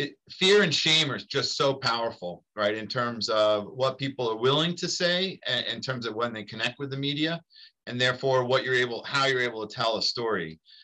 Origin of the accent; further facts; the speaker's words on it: New York City, New York, United States; close to where I grew up in Queens.